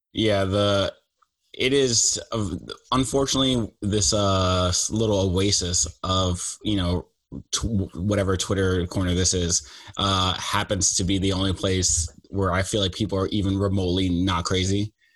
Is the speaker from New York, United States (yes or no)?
yes; New York, United States; I grew up in New York